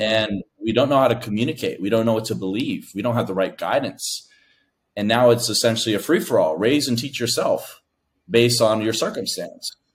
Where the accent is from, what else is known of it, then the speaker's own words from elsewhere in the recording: United States; I'm the first of my family to be born in America. My family is from Laos